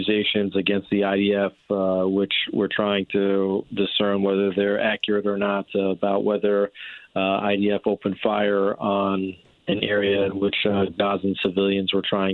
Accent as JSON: {"language": "English", "area": "New York, New Jersey", "region": "Northeast", "country": "United States", "tie": "born or raised there", "moved": "as an adult", "lives_now": "Israel", "said": "I grew up in the United States, in the Northeast, in New York, New Jersey"}